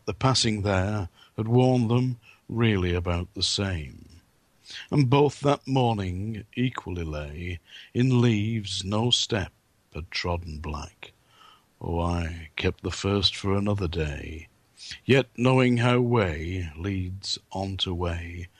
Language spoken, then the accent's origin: English; England, United Kingdom; Me being English